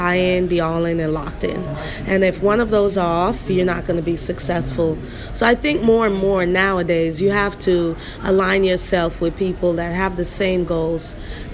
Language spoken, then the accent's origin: English; Freeport, Grand Bahama, Bahamas; moved away as an adult; also born or lived in Rhode Island, United States; now in United States; born and raised in Freeport, Grand Bahama, came to the United States to play college basketball